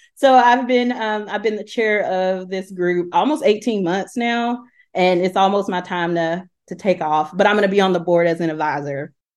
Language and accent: English; Talladega, Alabama, United States; now in Knoxville, United States; I'm originally from Talladega, Alabama, but I currently live in Knoxville, Tennessee